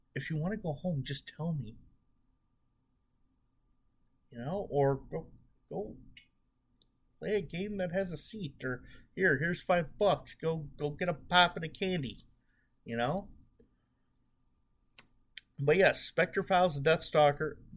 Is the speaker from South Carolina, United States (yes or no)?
no; Chicago, Illinois, United States; I'm from the Chicago area